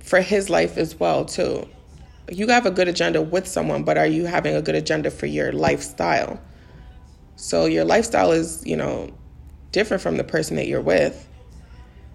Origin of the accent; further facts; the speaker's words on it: New York City, New York, United States; moved away as an adult; also born or lived in Maryland; I grew up in the Bronx all my life. So I moved to Maryland